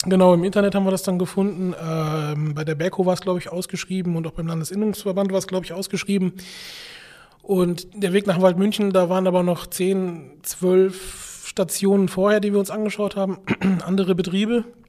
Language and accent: German; Rhineland-Palatinate, Germany; meine Eltern, die ja auch 25 Jahre eine Bäckerei geleitet haben in Rheinland-Pfalz, äh, da bin ich aufgewachsen in der Backstube